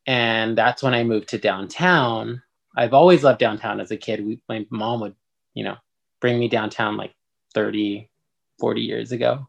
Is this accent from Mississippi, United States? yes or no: no; Los Angeles, California, United States; I grew up in Highland Park